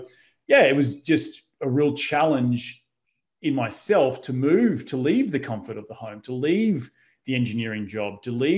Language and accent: English; Australia; moved away as an adult; also born or lived in New York, United States; now in Los Angeles, United States; growing up in Australia was great. I grew up my parents were both high school teachers. My dad was the deputy principal of my high school. So I had a very, I wouldn't say strict upbringing, but, you know, very humble upbringing.